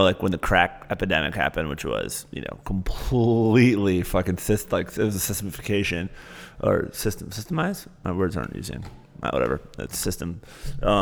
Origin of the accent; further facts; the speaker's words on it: Michigan, United States; moved away; growing up in Michigan